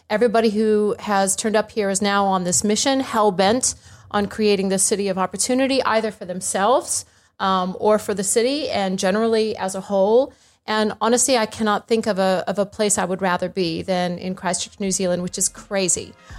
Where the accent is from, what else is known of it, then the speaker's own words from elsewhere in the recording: India; also born or lived in Bangladesh / Afghanistan / Kuwait; But my dad was an American diplomat, so I was born in Bangladesh, and I grew up in India and Afghanistan and Kuwait and all over the show.